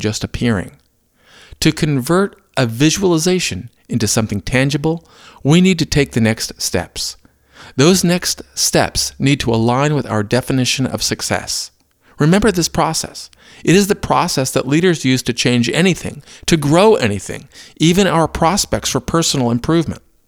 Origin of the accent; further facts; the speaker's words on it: Maysville, Kentucky, United States; Growing up in Maysville kept me close to Cincinnati